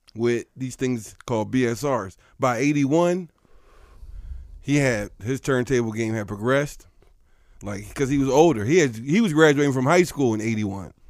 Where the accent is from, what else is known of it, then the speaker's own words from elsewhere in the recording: Philadelphia, Pennsylvania, United States; I'm from Philly